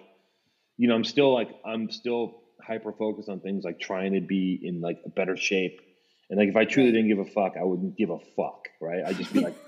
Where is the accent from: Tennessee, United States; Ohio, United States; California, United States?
California, United States; Los Angeles; growing up in Venice, it was like, I didn't want that, that was not applauded, being a fucking nerd.